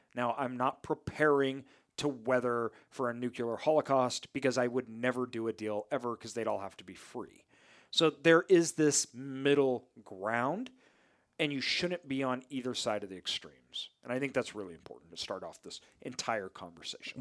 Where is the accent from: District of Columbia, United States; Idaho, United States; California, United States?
Idaho, United States; near Boise; a city near my hometown, so the Boise metro area